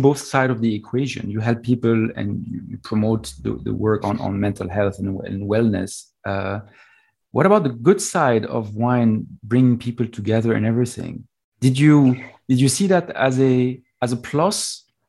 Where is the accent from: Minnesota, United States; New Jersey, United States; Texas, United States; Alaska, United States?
Texas, United States; now in New York City, United States; I was born in Texas